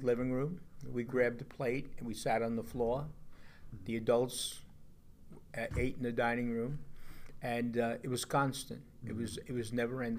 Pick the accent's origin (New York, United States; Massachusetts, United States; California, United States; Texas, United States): New York, United States; Long Beach; also born or lived in Newport, Rhode Island; Childhood was, of course, Long Beach, being at the beach as a young kid with the family